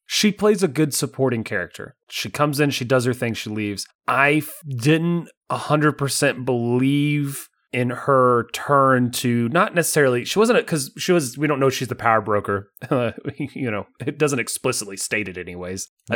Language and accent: English; United States; I'm an American.